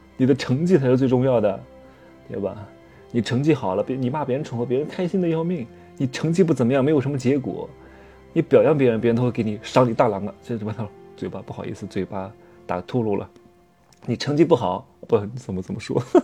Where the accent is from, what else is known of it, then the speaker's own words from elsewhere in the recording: southern China, China; moved away; 我们其实是南方人